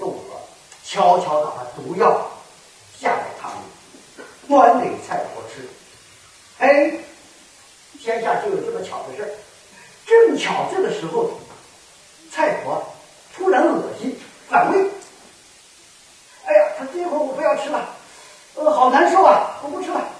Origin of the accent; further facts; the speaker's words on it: Kaifeng, Henan, China; now in Guangdong, China; 我的老家河南开封，呃，郑州那一带